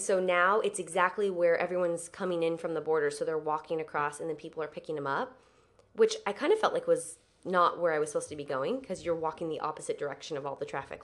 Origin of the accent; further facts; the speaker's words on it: San Diego, California, United States; San Diego